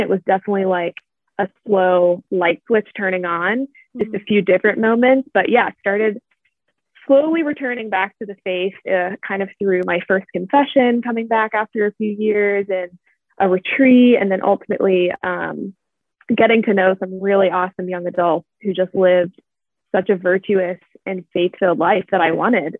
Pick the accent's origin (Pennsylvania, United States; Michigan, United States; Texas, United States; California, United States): Pennsylvania, United States; Pittsburgh; I'm from Pittsburgh, Pennsylvania